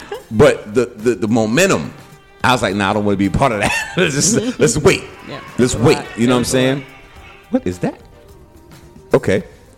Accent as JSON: {"language": "English", "town": "Bronx", "region": "New York", "country": "United States", "lives_now": "North Carolina, United States", "said": "I'm a New Yorker to the death. I am Bronx, New York. I am hip hop."}